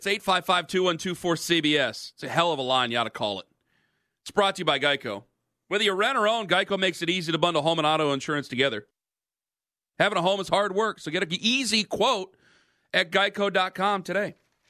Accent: Cleveland, Ohio, United States; I'm from Cleveland

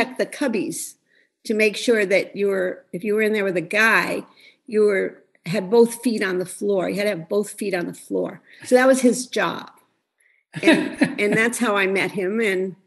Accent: Scranton, Pennsylvania, United States; I came from Scranton, Pennsylvania, from a very close Italian family

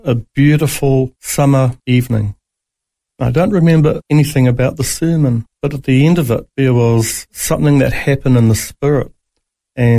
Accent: Auckland, New Zealand; now in Australia; I was born in New Zealand in Auckland

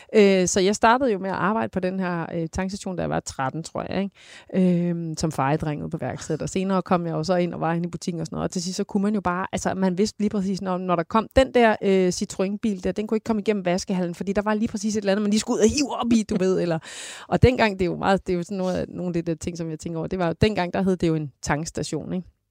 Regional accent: Denmark; jeg var fra Jylland af

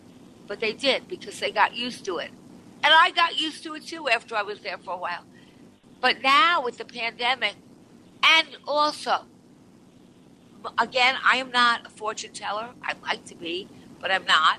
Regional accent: Long Island, New York, United States; moved away as an adult; now in New York City, United States; I was born on Long Island

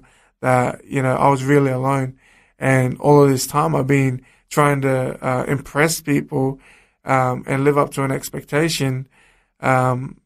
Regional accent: Sydney, New South Wales, Australia; I grew up in the streets of Sydney

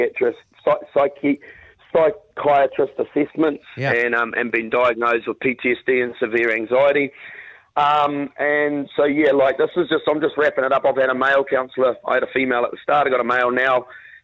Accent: Waikato, New Zealand; I'm a 39-year-old carpenter from the Waikato.

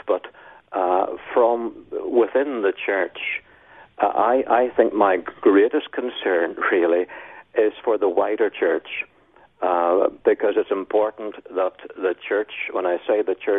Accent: Northern Ireland, United Kingdom; moved away as an adult; also born or lived in Melbourne, Australia; now in Taree, Australia; I was in Northern Ireland. And I was a minister there for 16 years. So I can't change my accent, no matter how hard I try

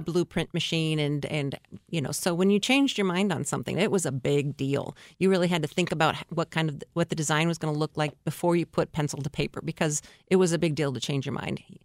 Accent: Oregon, United States; moved away; also born or lived in Portland / Seattle, Washington; I'm at Valley, which is in Oregon

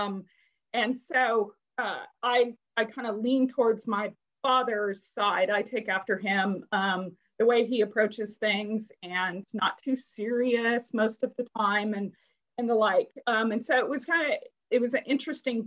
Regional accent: Bellevue, Washington, United States; I grew up in the burbs of Bellevue.

